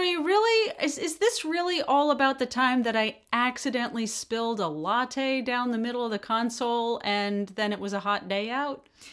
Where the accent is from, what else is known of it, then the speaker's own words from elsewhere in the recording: United States; being an American